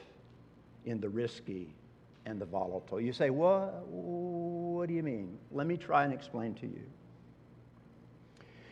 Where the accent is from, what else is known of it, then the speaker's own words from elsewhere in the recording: Oklahoma, United States; Growing up in Oklahoma